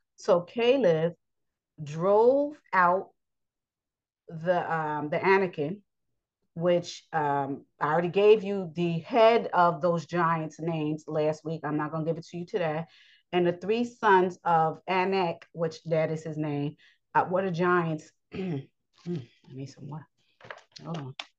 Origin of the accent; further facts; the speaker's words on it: United States; I was born in the United States